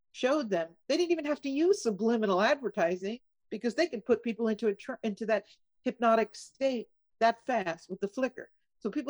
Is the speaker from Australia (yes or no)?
no; California, United States; I grew up in California